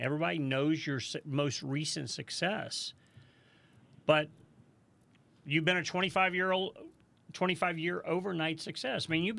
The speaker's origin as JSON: {"language": "English", "town": "St. Louis", "region": "Missouri", "country": "United States", "said": "My wife, we came from St. Louis, Missouri, and Margays are built in St. Louis."}